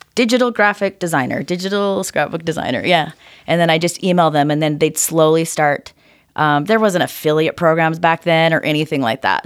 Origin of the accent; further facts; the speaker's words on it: Orem, Utah, United States; Grew up right here in Orem, Utah.